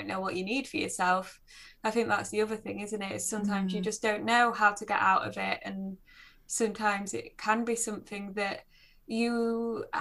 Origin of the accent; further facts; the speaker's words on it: Nottinghamshire, East Midlands, United Kingdom; now in North East England, United Kingdom; I grew up in Nottinghamshire, so we were kind of as far away from the sea as you could